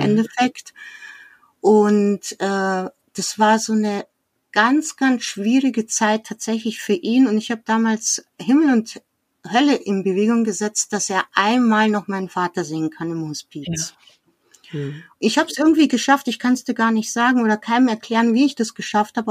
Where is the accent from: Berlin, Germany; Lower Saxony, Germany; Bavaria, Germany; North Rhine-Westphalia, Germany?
Bavaria, Germany; Munich; wir sind im, direkt in München aufgewachsen, ziemlich zentral